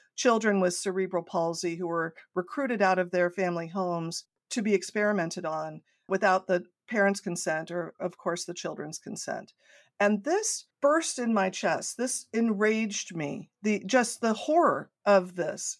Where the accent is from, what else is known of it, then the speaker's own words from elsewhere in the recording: Coronado, California, United States; I grew up in Southern California in a small island in the center of San Diego Bay, Coronado